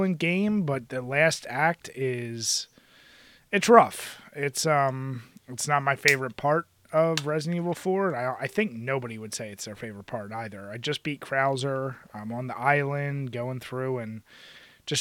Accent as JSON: {"language": "English", "town": "Philadelphia", "region": "Pennsylvania", "country": "United States", "tie": "born or raised there", "said": "growing up in Philly"}